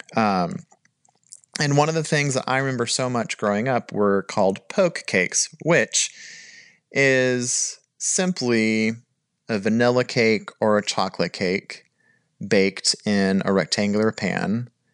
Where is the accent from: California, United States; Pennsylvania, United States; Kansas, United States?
California, United States; moved away as an adult; also born or lived in North Carolina; I was born and raised in California